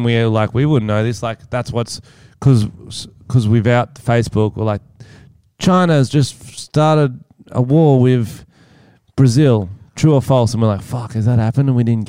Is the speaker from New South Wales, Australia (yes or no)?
yes; Wollongong, New South Wales, Australia; the ferals is what I grew up with in Wollongong because I'm from the ghettos, bro.